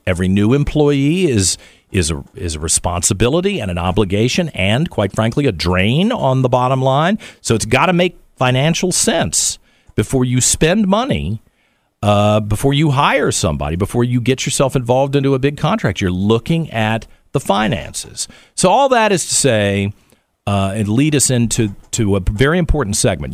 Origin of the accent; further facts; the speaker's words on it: Richmond, Virginia, United States; It's my hometown